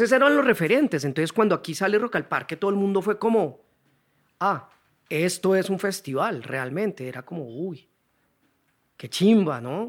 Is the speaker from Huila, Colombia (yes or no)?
yes; Neiva, Huila, Colombia; moved away as an adult; also born or lived in Cali; now in Bogotá, Colombia; por temas del trabajo de mi papá nos tocó ir a Neiva, 10 años